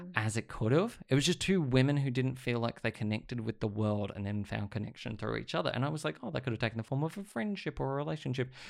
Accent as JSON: {"language": "English", "town": "Sydney", "region": "New South Wales", "country": "Australia", "tie": "born or raised there", "said": "growing up in Sydney was very different every decade"}